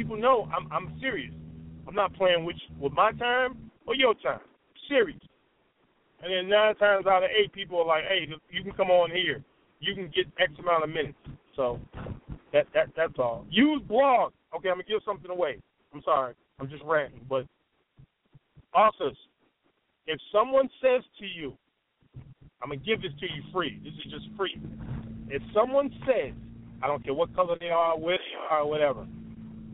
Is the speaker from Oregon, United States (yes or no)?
no; Chicago, Illinois, United States; I am from Chi-Town